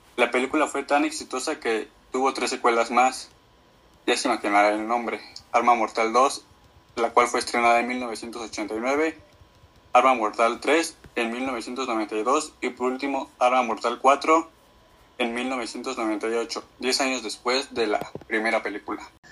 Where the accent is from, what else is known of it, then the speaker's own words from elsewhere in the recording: Mexico City, Mexico; soy de la Ciudad de México.